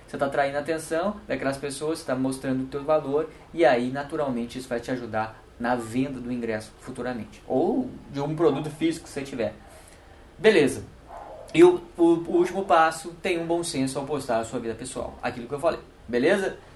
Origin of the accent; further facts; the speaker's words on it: Brazil; somos brasileiros